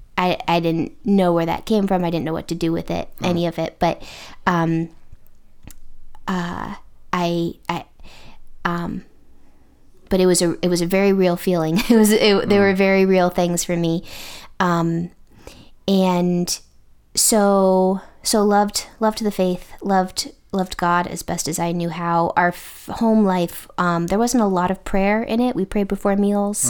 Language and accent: English; Connecticut, United States; moved away as an adult; now in Indiana, United States; I am originally from the East Coast. I'm from Connecticut